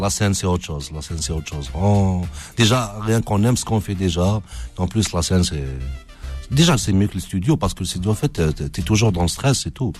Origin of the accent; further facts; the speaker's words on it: Algeria; en tant qu'Algérien, que c'est normal que voilà, j'aime mon pays